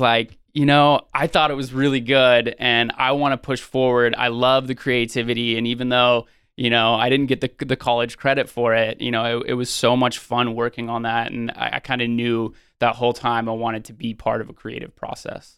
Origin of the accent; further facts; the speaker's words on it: Sonoma County, Northern California, United States; born and raised in Northern California in Sonoma County